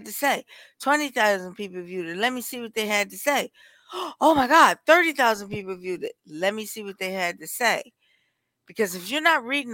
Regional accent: Milwaukee, Wisconsin, United States; I'm from Milwaukee

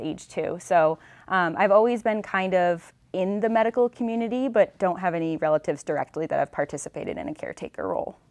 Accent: Western Massachusetts, United States; I'm from Western Massachusetts, and I attended Boston College

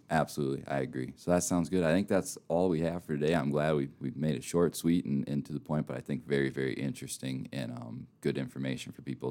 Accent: Minnesota, United States; moved away; I'm from Minnesota, and you can probably tell by my voice a little bit as well

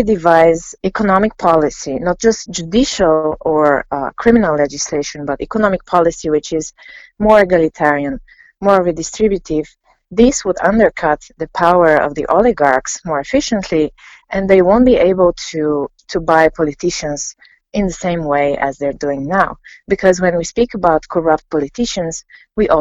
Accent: Bulgaria; I'm from Bulgaria. I'm a sociologist based in Sofia.

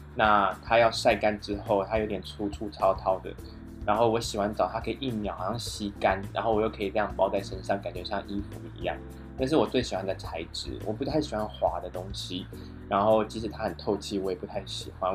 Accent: Taiwan; 我忘记我是来自台湾

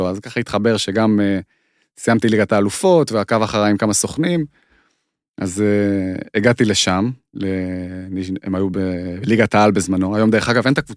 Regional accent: Israel; also born or lived in Moscow, Russia; אני נולדתי במוסקבה, נכון, כן. אנחנו עלינו בגיל שלוש עליתי.

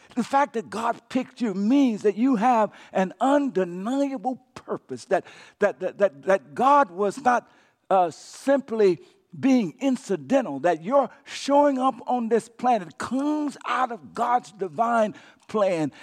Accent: Louisiana, United States; when I was a kid growing up in Cacheta, Louisiana

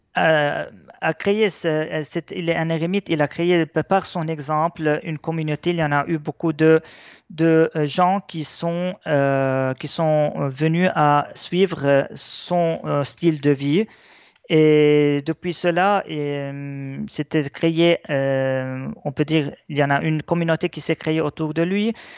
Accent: Lebanon; notre identité chrétienne est très importante pour nous parce que elle nous, force à être plus attachés même à notre terre

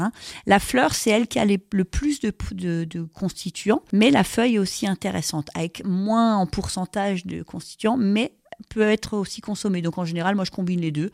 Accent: Alsace, Grand Est, France; chez nous, en Alsace

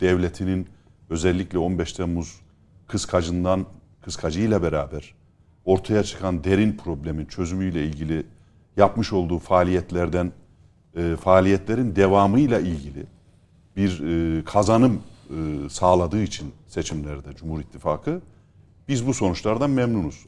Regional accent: Kayseri, Kayseri Province, Turkey; Ben memleketim Kayserili, Orta Anadolu'yum, Orta Anadolu'luyum.

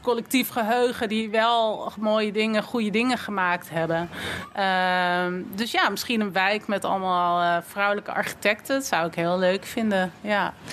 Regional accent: Amsterdam, North Holland, Netherlands; Ik kom uit Amsterdam, geboren en getogen.

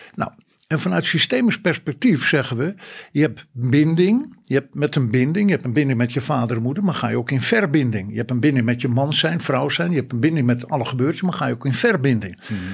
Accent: North Holland, Netherlands; also born or lived in Friesland (parents); Mijn ouders zijn Fries en dat heeft een enorme belangrijke pad in mijn leven wel gemaakt. niet altijd in positieve zin. Ik ben wel in Noord-Holland geboren

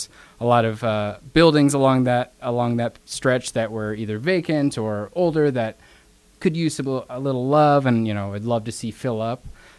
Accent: Brandon, South Dakota, United States; I came from Brandon, all the way from the village of Brandon.

